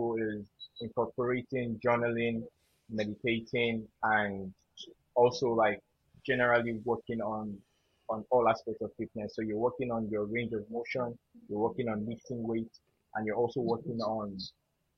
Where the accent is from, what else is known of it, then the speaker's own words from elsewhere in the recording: Yorubaland, Nigeria; being a Yoruba boy, you know, that's my indigenous tribe from Nigeria